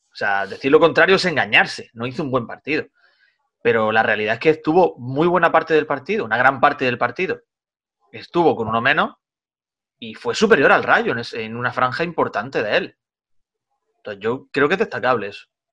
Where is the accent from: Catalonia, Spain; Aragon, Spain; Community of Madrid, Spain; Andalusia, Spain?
Andalusia, Spain; Granada side of Sierra Nevada; now in Almería, Spain; llego a mi cortijo, llego a mi pueblo, en el lado granadino de la sierra